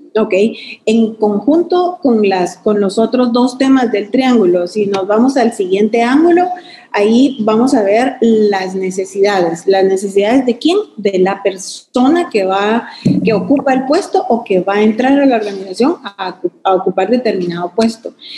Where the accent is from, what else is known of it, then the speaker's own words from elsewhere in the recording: Guatemala; como guatemaltecos muy orgullosos